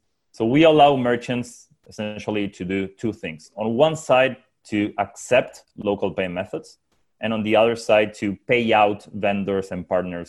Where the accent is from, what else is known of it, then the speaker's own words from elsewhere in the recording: Uruguay; now in San Francisco, United States; I'm originally from Uruguay, now based out of San Francisco